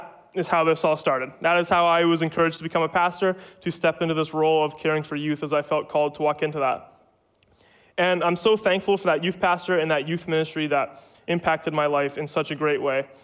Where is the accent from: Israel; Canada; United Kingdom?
Canada; Manitoba; moved away; I'm from Manitoba.